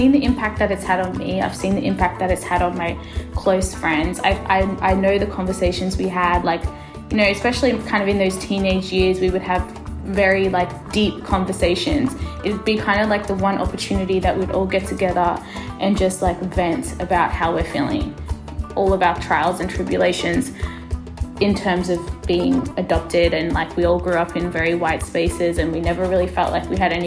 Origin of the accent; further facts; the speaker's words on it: Australia; also born or lived in Ethiopia; I was adopted from Ethiopia to Australia when I was 2 years old.